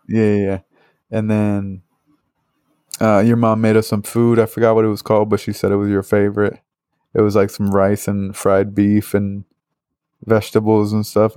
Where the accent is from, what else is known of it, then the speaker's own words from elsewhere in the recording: Northeast, United States; moved away; I'm from the Northeast